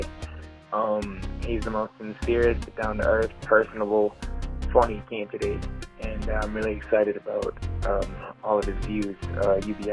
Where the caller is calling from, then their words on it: Minnesota, United States; I'm calling from Minnesota